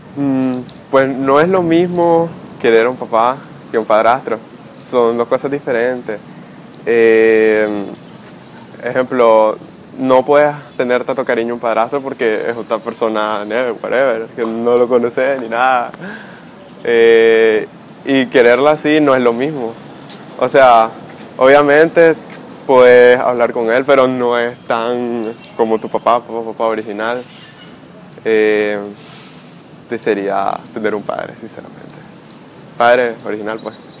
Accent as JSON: {"language": "Spanish", "region": "Rivas", "country": "Nicaragua", "said": "soy de Rivas"}